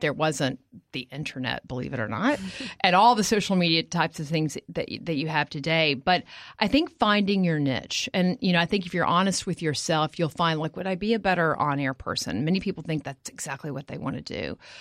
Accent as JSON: {"language": "English", "region": "Texas", "country": "United States", "tie": "born or raised there", "moved": "yes", "said": "I am from Texas"}